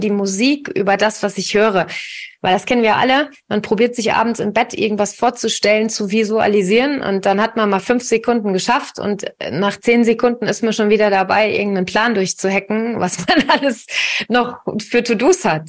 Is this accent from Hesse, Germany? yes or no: yes; Königstein im Taunus, Hesse, Germany; ich komme hier aus Königstein, aus dem Taunus